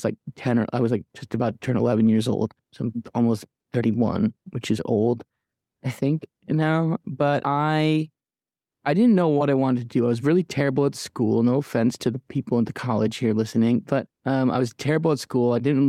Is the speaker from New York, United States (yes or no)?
no; Midland, Michigan, United States; also born or lived in Kalamazoo, Michigan / Detroit, Michigan; now in Nashville, United States; I'm from Midland, Michigan. I lived in Kalamazoo, Michigan. I lived in Detroit, Michigan, but I currently live in Nashville, Tennessee.